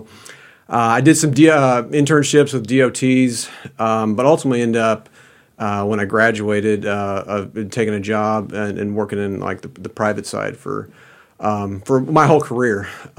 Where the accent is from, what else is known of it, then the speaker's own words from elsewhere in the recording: Kansas City, Missouri, United States; I grew up in the Kansas City metro area.